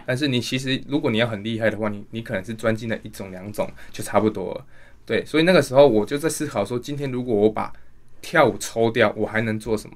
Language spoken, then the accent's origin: Chinese; Tainan, Taiwan; moved away; 我本身是台南人